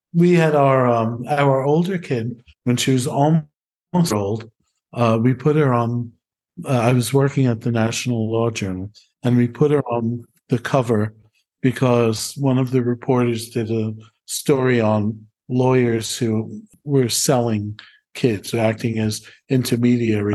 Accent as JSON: {"language": "English", "town": "New York City", "region": "New York", "country": "United States", "moved": "as an adult", "lives_now": "Valfabbrica, Italy"}